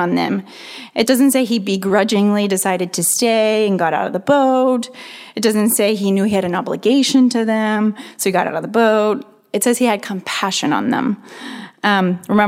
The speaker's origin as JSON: {"language": "English", "town": "Santa Barbara", "region": "California", "country": "United States", "said": "I'm from Santa Barbara, up north a little ways"}